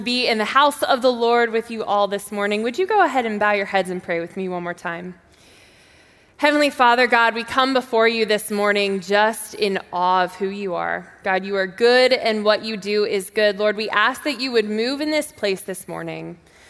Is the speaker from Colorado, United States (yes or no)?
no; Texas, United States; But I am from Texas, and my dad was in the Air Force, and so we moved back and forth all the time.